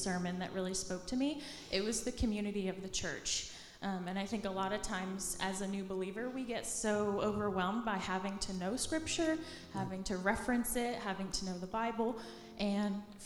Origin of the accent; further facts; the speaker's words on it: Palm City, Florida, United States; also born or lived in Coral Springs, Florida; now in Tallahassee, United States; moved to a small town called Palm City. That's on the east coast of Florida